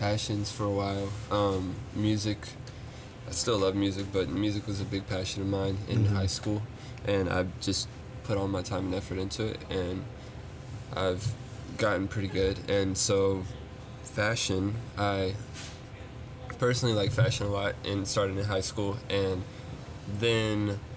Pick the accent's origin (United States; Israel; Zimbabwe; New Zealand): United States; Roanoke, Virginia; now in Lynchburg, United States; I am originally from Roanoke, Virginia, and I moved to Lynchburg when I was in middle school